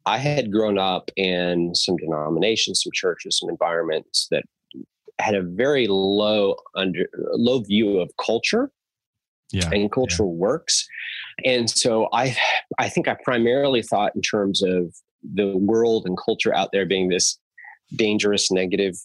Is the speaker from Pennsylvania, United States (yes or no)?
no; Southern California, United States; my teenage years back in Southern California, where I lived in the Yellow Valley, and I was homeschooled